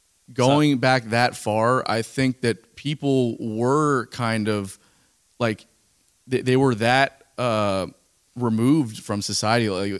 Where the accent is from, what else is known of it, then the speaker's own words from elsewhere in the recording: South Broward, Florida, United States; like I grew up in South Broward, so it wasn't quite Miami, but it was like at that time when I was growing up, it was like people had it or they didn't. Now, like everybody there growing up has the accent.